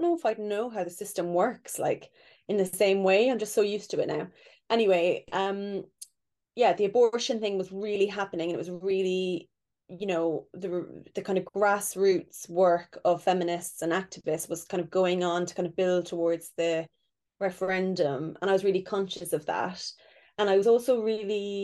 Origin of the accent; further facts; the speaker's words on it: Ireland; moved away; growing up in Ireland where abortion was illegal and so taboo and so not discussed